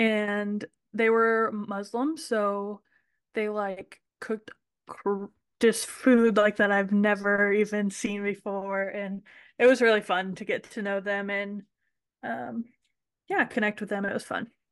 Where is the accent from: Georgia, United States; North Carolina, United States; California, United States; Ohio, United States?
Ohio, United States; also born or lived in Kentucky; I grew up in Ohio, and I ran barrel horses